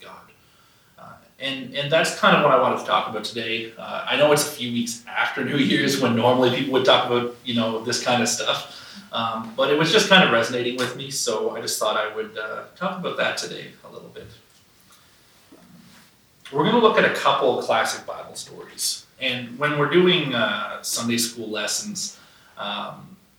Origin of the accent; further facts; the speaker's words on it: Burke's Corner, near Fredericton, New Brunswick, Canada; If you've ever been in the Fredericton area, basically you drive, I'd say like 20 minutes out of town to a place called Burke's Corner.